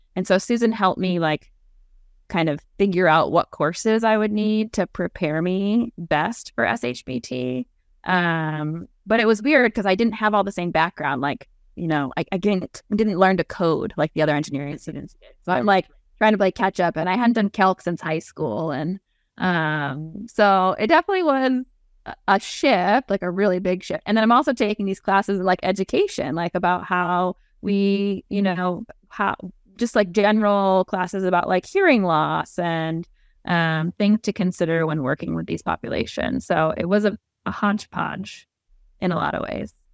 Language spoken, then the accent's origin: English; New England, United States; moved away as an adult; now in Nebraska, United States; I am originally from the East Coast. So I'm a New England girl